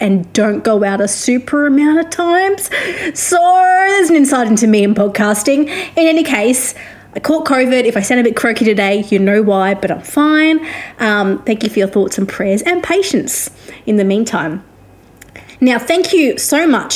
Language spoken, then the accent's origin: English; Australia; also born or lived in Victoria; I am an Australian music journalist